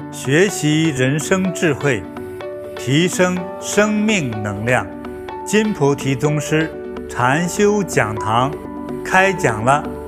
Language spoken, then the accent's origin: Chinese; China; 我们中国人都知道一个历史的小故事